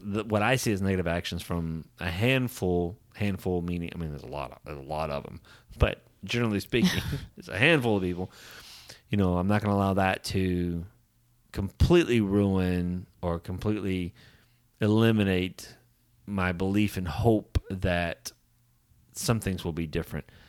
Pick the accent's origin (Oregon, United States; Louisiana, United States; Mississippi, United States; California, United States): Louisiana, United States; Southern; I grew up in Southern Louisiana